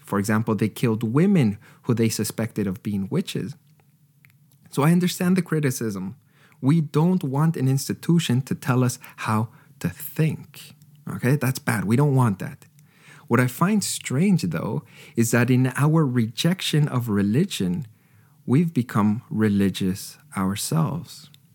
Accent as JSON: {"language": "English", "country": "Canada", "tie": "born or raised there", "said": "I was raised in Canada"}